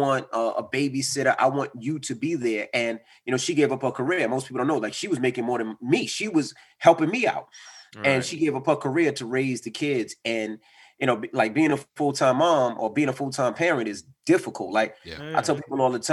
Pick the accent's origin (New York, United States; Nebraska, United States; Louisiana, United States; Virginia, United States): New York, United States; New York City; I grew up in Queens and been through everything in Queens